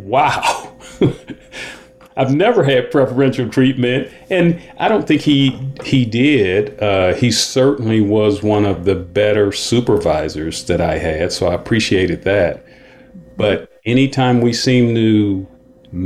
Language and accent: English; Cleveland, Ohio, United States; I grew up in Cleveland